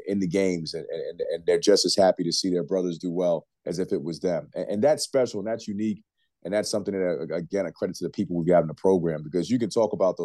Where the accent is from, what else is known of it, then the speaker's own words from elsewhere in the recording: New York, United States; moved away; we're both from New York